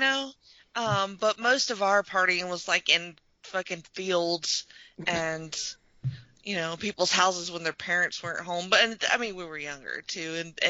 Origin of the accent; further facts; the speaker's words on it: Alabama, United States; I'm from Alabama